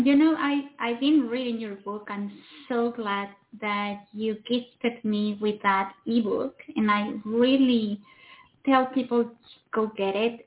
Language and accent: English; Mexico; now in United States; I come from Mexico